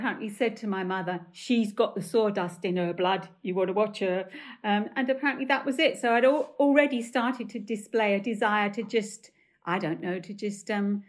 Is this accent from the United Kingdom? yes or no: yes; Stepney, London, United Kingdom; accent: Cockney; So I come from Stepney, right, with a very, very high Cockney accent. I used to talk like that.